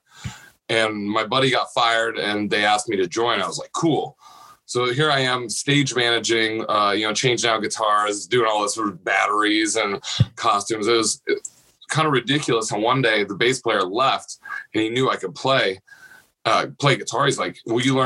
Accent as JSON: {"language": "English", "region": "Nebraska", "country": "United States", "tie": "born or raised there", "said": "I grew up in a smaller town in Nebraska"}